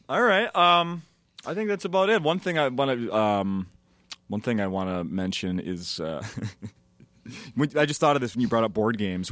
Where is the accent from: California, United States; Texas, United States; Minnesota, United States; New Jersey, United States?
Minnesota, United States; I'm from Minnesota